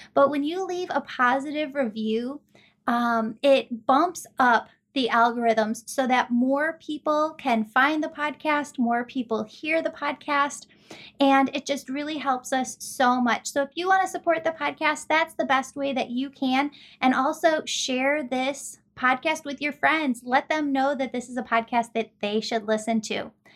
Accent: Chicago, Illinois, United States; also born or lived in Wheaton, Illinois / Glen Ellyn, Illinois; I'm from Chicagoland, we live in Wheaton, Glen Ellen

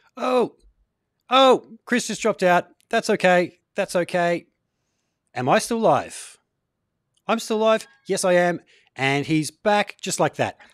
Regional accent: Gold Coast, Queensland, Australia; I'm from the Gold Coast. Um, yeah. surf life saving was a, a big part of growing up here

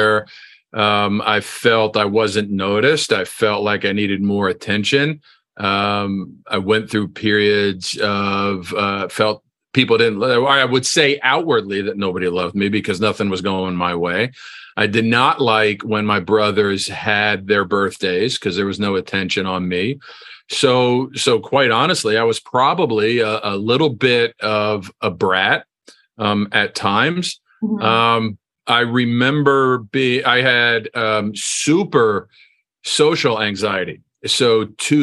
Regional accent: New Jersey, United States; I grew up in New Jersey.

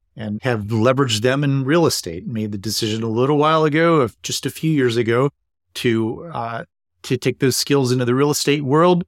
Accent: East Coast, United States; now in Seattle, United States; I'm originally from the East Coast

